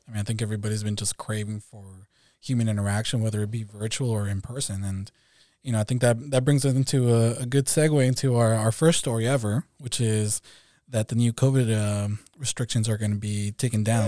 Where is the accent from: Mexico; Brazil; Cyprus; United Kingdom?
Mexico; now in California, United States; I'm also from California. Um, originally from Mexico, so I'm an immigrant to, to the U S